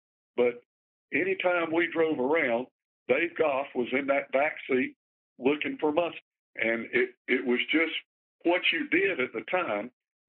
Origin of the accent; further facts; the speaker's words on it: Gastonia, North Carolina, United States; I grew up in Gastonia, which is just on the far side of Charlotte from where you are now.